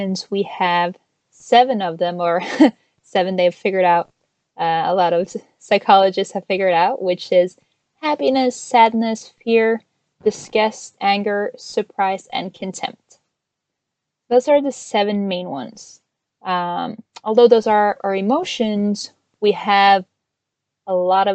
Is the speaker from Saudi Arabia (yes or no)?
no; Norway; moved away as an adult; now in United States; I am originally from Norway. I moved to the US with my husband last year